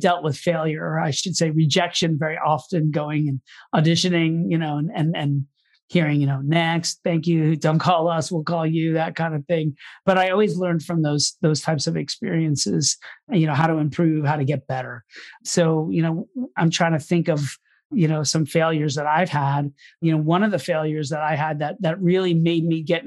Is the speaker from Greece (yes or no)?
no; Orlando, Florida, United States; moved away as an adult; now in New York City, United States; I'm initially from Orlando, Florida. That's where I was born and grew up. But I moved to New York City and went to college up here